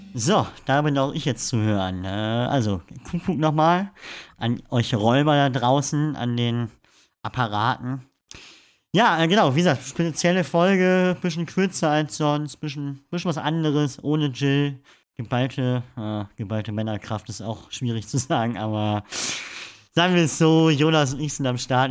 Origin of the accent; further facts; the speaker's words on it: Emden, Lower Saxony, Germany; Ja, ich komme aus Friesland